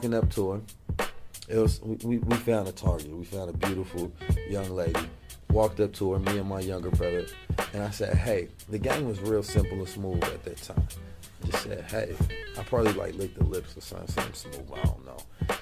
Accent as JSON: {"language": "English", "town": "Oakland", "region": "California", "country": "United States", "tie": "born or raised there", "also_born_or_lived": "St. Louis, Missouri", "moved": "yes", "said": "I was born in St. Louis and raised in West Oakland, moved when I was 2"}